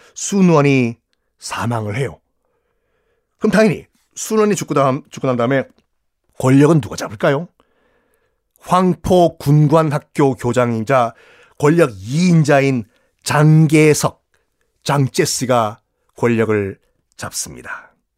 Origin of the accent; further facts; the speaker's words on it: Busan, South Korea; 전 고향이 부산이고